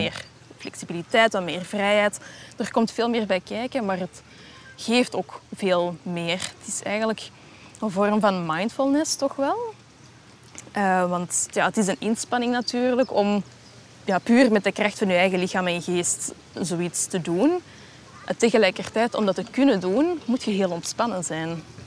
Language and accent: Dutch; Antwerp, Flanders, Belgium; ik hier als Antwerpenaar